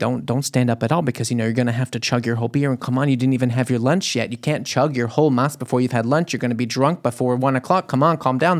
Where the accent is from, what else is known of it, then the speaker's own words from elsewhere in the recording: New Orleans, Louisiana, United States; moved away as an adult; now in Germany; I came from New Orleans, Louisiana to here